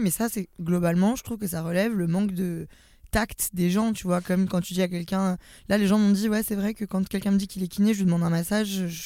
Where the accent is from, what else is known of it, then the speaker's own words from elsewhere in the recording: Lyon, Auvergne-Rhône-Alpes, France; j'ai 25 ans, je suis lyonnaise, c'est très important dans mon identité